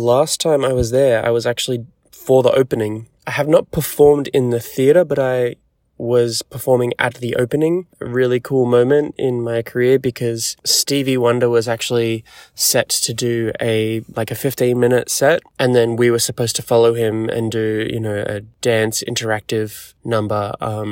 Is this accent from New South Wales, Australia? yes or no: yes; Sydney, New South Wales, Australia; moved away as an adult; also born or lived in New York; back in my home country, in my home city